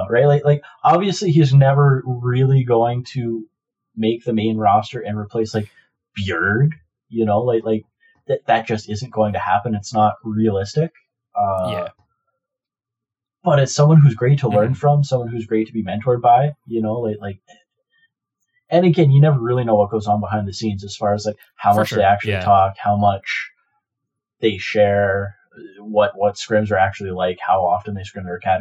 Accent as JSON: {"language": "English", "country": "Canada", "said": "us being both Canadian"}